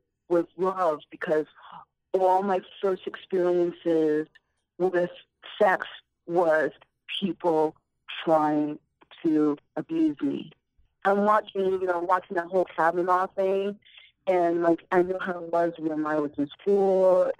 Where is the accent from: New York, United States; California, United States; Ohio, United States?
New York, United States; Long Island; I grew up out on Long Island